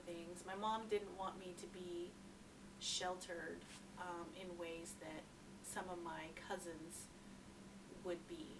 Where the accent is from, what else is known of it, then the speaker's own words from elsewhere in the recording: Utah, United States; born there; my father lived, you know, where I was born in Utah.